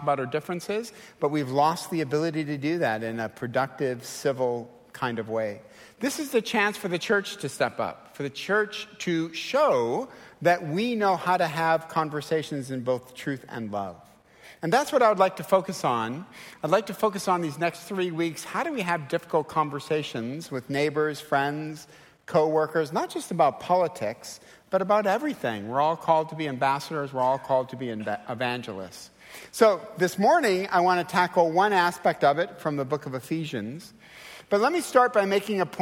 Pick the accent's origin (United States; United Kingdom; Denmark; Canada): United States; Detroit, Michigan; I'm from Detroit